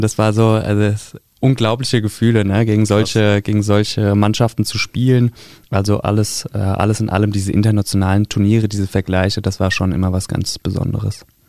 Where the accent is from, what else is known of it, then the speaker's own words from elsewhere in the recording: Taunus, Hesse, Germany; moved away; also born or lived in Frankfurt-Höchst; Ich komme ursprünglich aus dem Taunus, also von der anderen Ebbisch-Seite, von der anderen Rheinseite. Und äh, das war der SV Heftrich, nahe bei Itstein